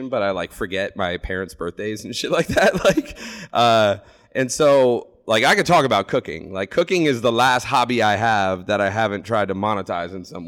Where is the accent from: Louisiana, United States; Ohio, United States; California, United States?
Ohio, United States; Lancaster; I came from a small town. I'm from Lancaster.